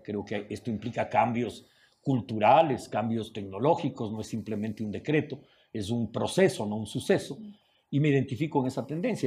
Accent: Ecuador

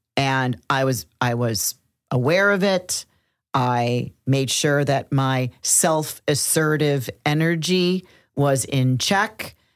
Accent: Cincinnati, Ohio, United States; moved away; In Cincinnati, Ohio, my hometown

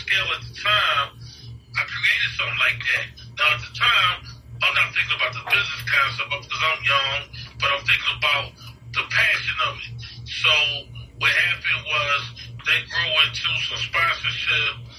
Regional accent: Philadelphia, Pennsylvania, United States; I'm from North Philadelphia, where there's a lot of ball players

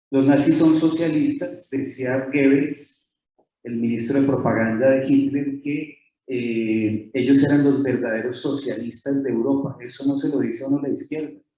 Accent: Colombia; accent: Colombian; decimos en Colombia, no sé si se nota mi acento, soy colombiano

